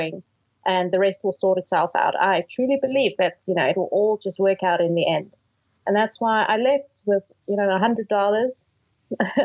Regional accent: Johannesburg, Gauteng, South Africa; Born and bred in Johannesburg

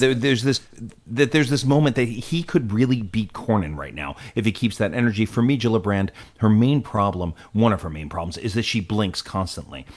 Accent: United States; one of the most disheartening moments I can remember as an American

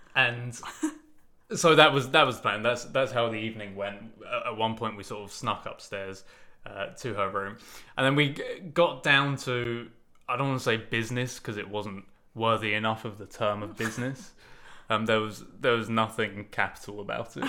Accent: United Kingdom; I'm British

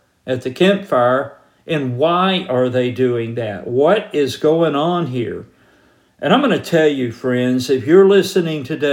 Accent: Georgia, United States; moved away; I'm from Georgia originally.

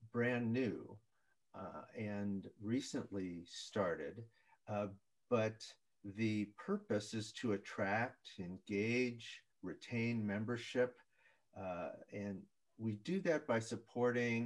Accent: Minnesota, United States; I'm from Minnesota

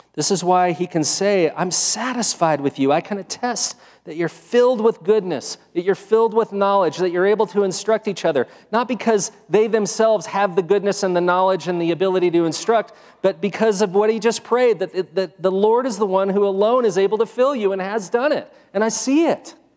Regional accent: United States; I'm American.

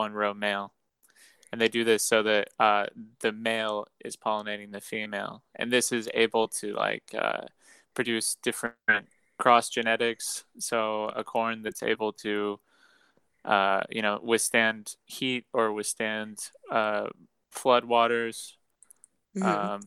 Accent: Terre Haute, Indiana, United States; moved away as an adult; also born or lived in Illinois / West Lafayette, Indiana; So I was born in Indiana, in Terre Haute. I spent my first 18 years living in Terre Haute.

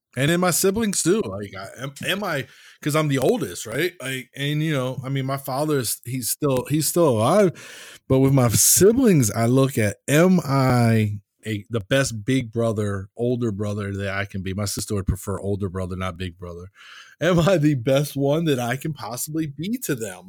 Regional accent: United States; accent: American; my American accent

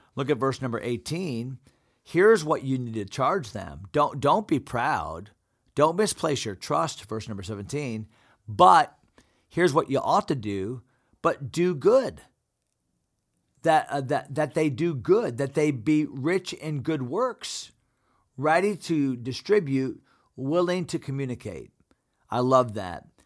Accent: United States; as American Christians

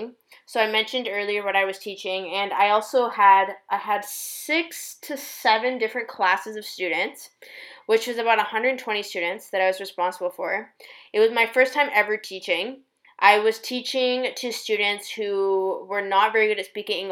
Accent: Canada; also born or lived in China; now in Toronto, Canada; my home country

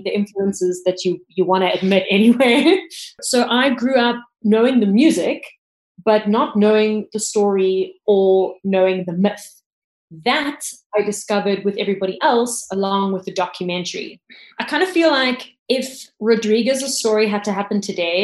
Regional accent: Cape Town, Western Cape, South Africa; I grew up in Cape Town

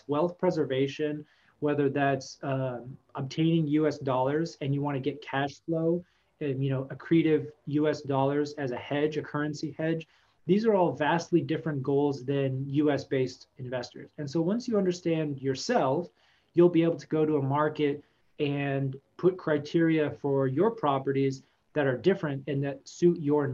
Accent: Texas, United States; I grew up in Texas

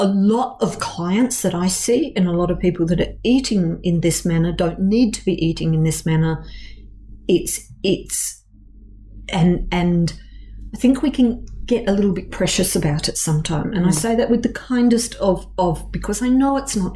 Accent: Perth, Western Australia, Australia; growing up in Perth

